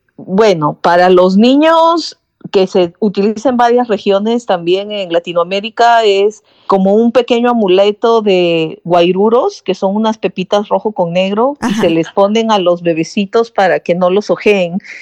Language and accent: Spanish; Lima, Peru; moved away; Yo soy de Lima, que es la capital